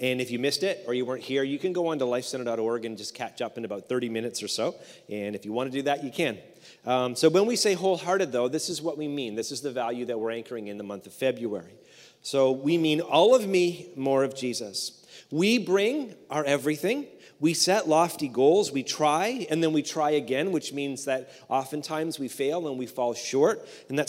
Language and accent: English; Canada; we're Canadian